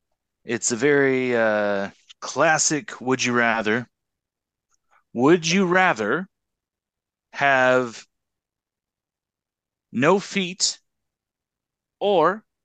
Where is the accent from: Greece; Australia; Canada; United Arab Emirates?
Canada; as a Canadian